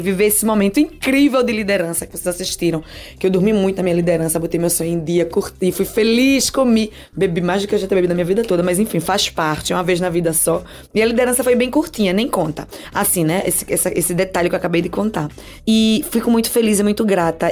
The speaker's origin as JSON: {"language": "Portuguese", "town": "Recife", "region": "Pernambuco", "country": "Brazil", "tie": "born or raised there", "moved": "as an adult", "lives_now": "Germany", "said": "eu nasci no Morro da Conceição, me criei Linha do Tiro"}